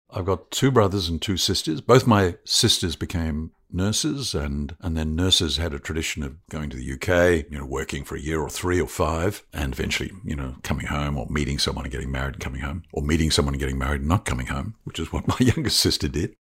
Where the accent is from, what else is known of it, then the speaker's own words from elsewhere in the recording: Christchurch, Canterbury, New Zealand; moved away as an adult; also born or lived in Otago; now in Victoria, Australia; My mother's Australian, but my father's a Kiwi, and I was born in Christchurch. New Zealand's a lovely place to grow up